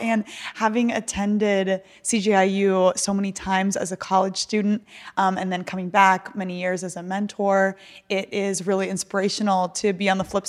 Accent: Virginia, United States; I grew up in Northern Virginia in the DC okay. area.

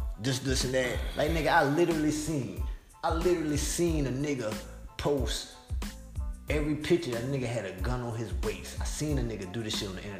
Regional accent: South Carolina, United States; I'm from South Carolina

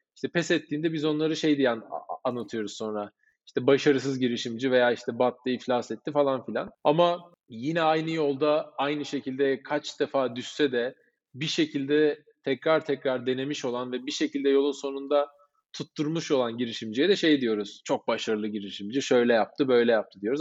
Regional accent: Cyprus; Kıbrıslıyız biz.

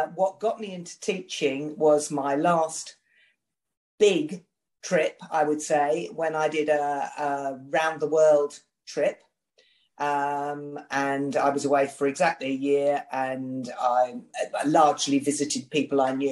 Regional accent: United Kingdom; I'm a Brit

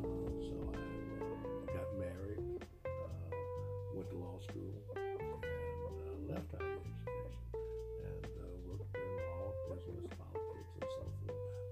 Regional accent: Alabama, United States; now in Arkansas, United States; I'm from Alabama.

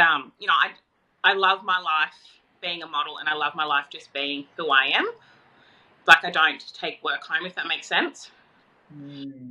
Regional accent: Tweed Heads, New South Wales, Australia; So I'm from Tweed Heads

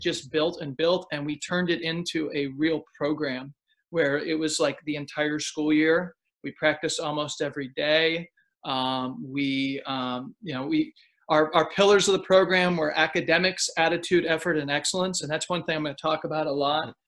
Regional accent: Pennsylvania, United States; moved away as an adult; now in Austin, United States; I grew up in Pennsylvania.

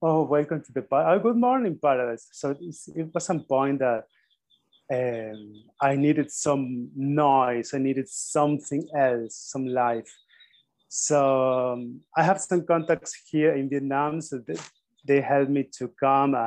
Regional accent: Argentina; I had a very simple first steps in Argentina

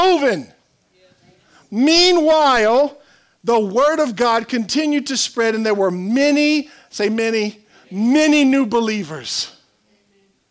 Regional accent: South Louisiana, United States; We're from South Louisiana

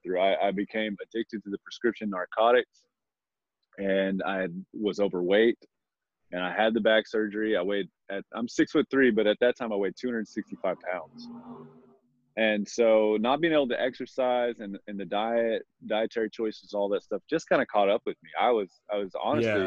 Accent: Texas, United States; moved away; I grew up in Texas, and a small town in Texas

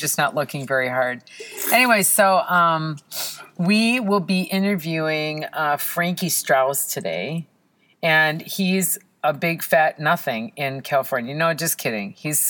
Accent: Israel; born there; Well, I was born in Israel. Can you believe it?

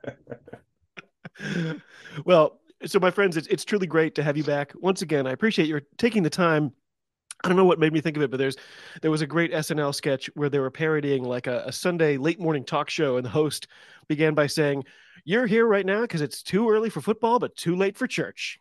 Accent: United States; I'm an American

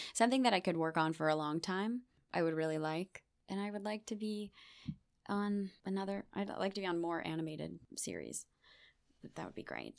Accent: Beachwood, Ohio, United States; moved away as an adult; now in New York, United States; I grew up in Beechwood my whole life.

